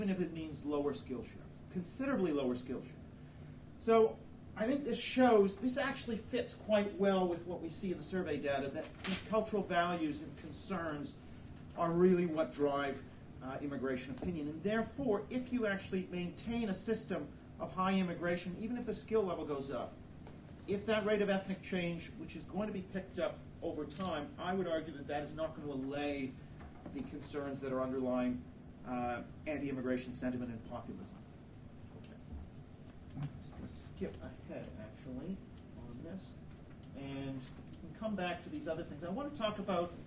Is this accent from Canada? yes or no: yes; Canada; now in United Kingdom; I am Canadian